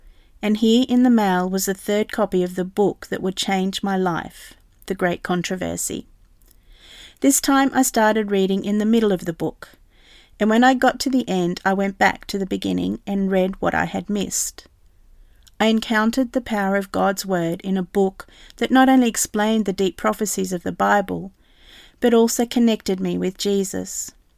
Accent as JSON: {"language": "English", "country": "New Zealand", "moved": "as an adult", "lives_now": "England", "said": "I left New Zealand, my home country, and was living in England."}